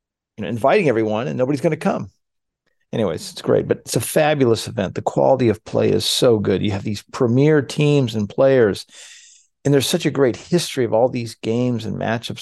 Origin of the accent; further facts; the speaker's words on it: United States; as an American